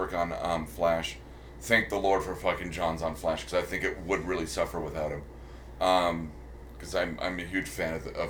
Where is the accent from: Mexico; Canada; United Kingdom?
United Kingdom; I'm British.